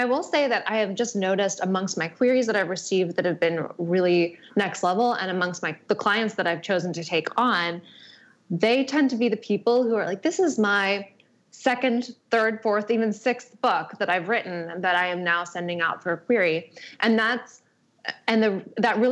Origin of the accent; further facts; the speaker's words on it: Arizona, United States; moved away; I'm from Arizona